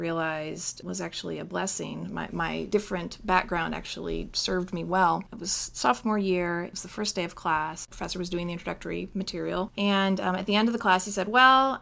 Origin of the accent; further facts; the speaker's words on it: Connecticut, United States; moved away as an adult; also born or lived in Indiana; Growing up in Connecticut